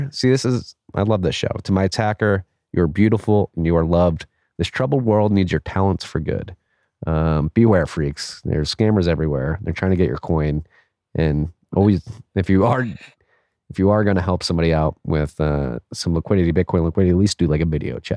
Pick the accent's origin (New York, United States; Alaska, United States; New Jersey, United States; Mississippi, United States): Mississippi, United States; Jackson; I write you from the home, my hometown of Jackson, Mississippi, where we have struggled to get past Grant and Sherman burning our benevolent city to the ground